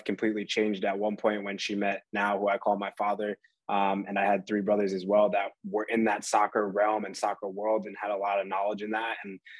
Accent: Poughkeepsie, New York, United States; now in Leipzig, Germany; So I grew up in Poughkeepsie, New York, where soccer is, you know, not necessarily the most popular.

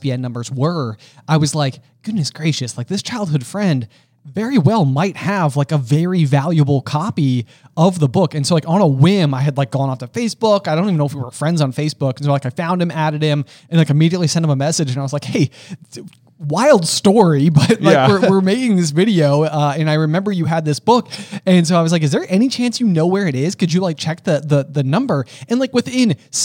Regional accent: United States; As an American

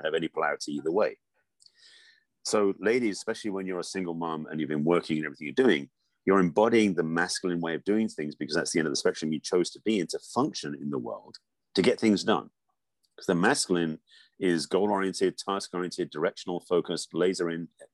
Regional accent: England, United Kingdom; moved away; I grew up in England

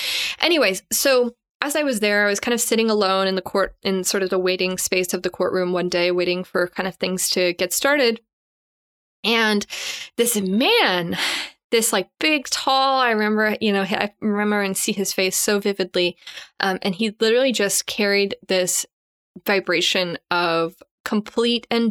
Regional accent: Canada; I'm Canadian

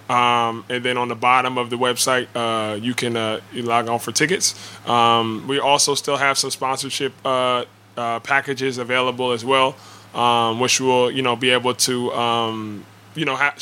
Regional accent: Mount Laurel, New Jersey, United States; Mount Laurel, which I grew up and my parents still live

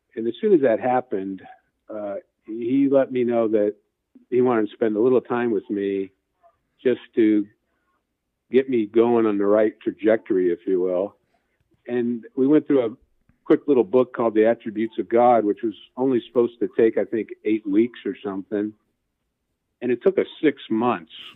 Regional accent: Gary, Indiana, United States; now in Indianapolis, United States; I grew up in Gary, Indiana, so I'm a, officially a region rat

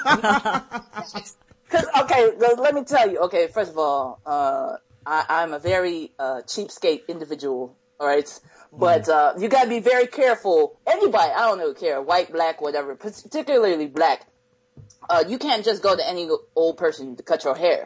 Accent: Akron, Ohio, United States; I grew up in Akron, Ohio

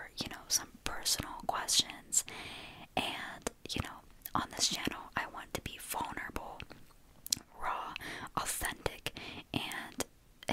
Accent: Pennsylvania, United States

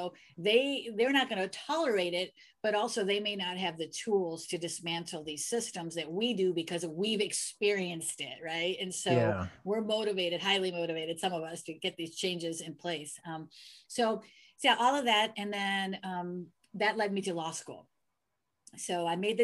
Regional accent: United States; I'm American. I was born here.

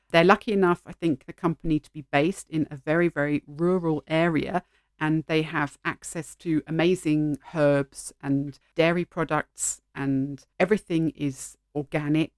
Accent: United Kingdom; first language English; moved away as an adult; although I'm English speaking and I grew up in an English speaking country, I didn't celebrate Halloween as a child at all. We had an alternative local festival

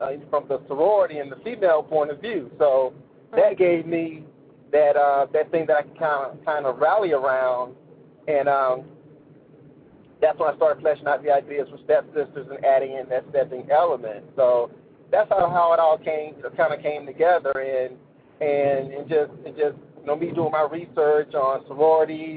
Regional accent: Warner Robins, Georgia, United States; I'm originally from Warner Robins, Georgia.

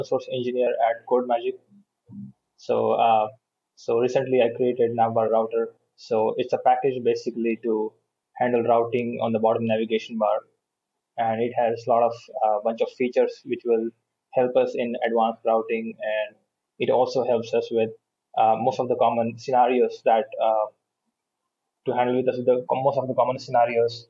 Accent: India; also born or lived in Bangalore; I'm from India

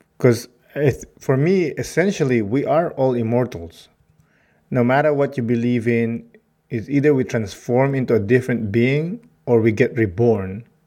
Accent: Philippines; now in Canada; I'm proud of being Filipino.

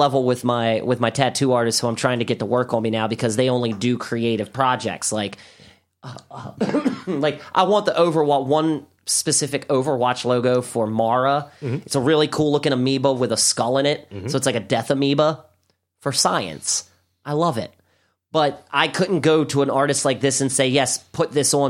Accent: Baltimore, Maryland, United States; I'm from Baltimore

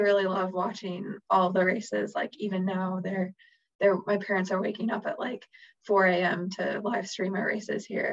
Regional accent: Chicago, Illinois, United States; moved away as an adult; also born or lived in Wisconsin; growing up in Chicago

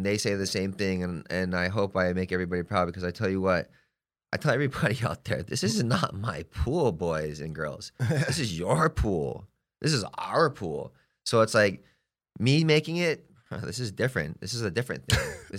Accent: Hawaii, United States; now in Palm Springs, United States; Hey, I'm from Hawaii, okay? I've been living here for X amount of time. I'm getting to know Palm Springs, and it's a gay community.

